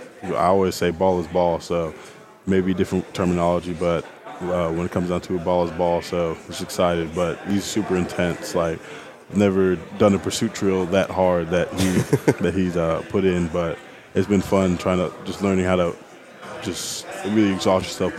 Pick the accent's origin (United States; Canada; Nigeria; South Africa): Nigeria; I like brisket, but when I'm home because I'm Nigerian, I miss my mom's jollof rice.